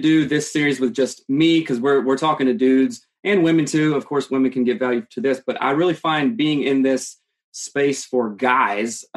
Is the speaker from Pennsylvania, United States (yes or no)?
no; South Carolina, United States; now in Seattle, United States; growing up in South Carolina.